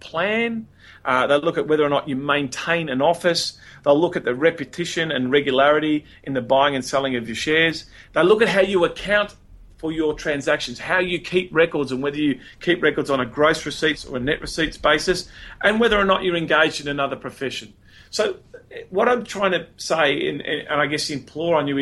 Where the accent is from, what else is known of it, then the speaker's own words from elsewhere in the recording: Melbourne, Victoria, Australia; I'm from Melbourne